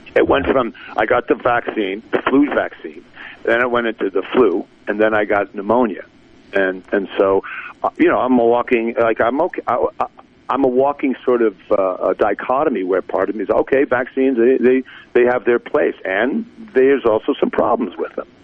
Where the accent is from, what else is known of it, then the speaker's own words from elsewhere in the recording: New Jersey, United States; growing up in New Jersey